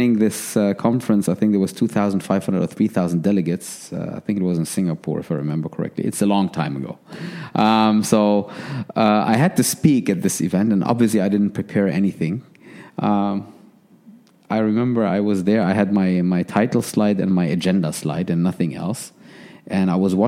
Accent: Germany; moved away as an adult; also born or lived in Manchester / Paris; I was very privileged to be born and raised in Germany

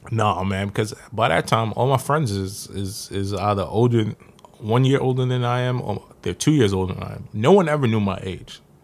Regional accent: New York City, New York, United States; also born or lived in Far Rockaway, Queens; I'm from South Jamaica, Queens.

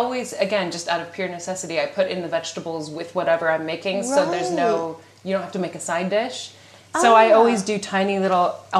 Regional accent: United States; moved away as an adult; now in United Kingdom; I'm from America

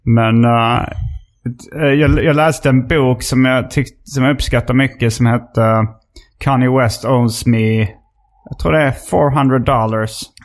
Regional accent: Hjärup, Skåne, Sweden; also born or lived in Lund; Jag var från uh, Hjärup

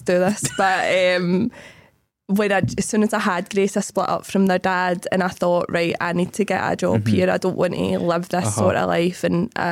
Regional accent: Bellshill, Scotland, United Kingdom; I grew up in Belsill

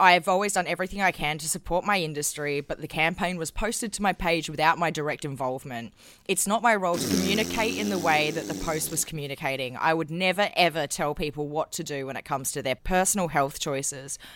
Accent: South Australia, Australia; My home state's claim to fame

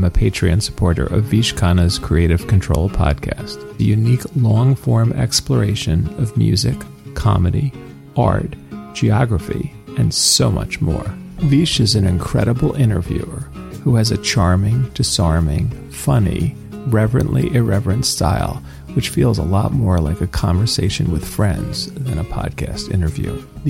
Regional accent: Philadelphia, Pennsylvania, United States; I'm from Philadelphia, Pennsylvania, not a Canadian.

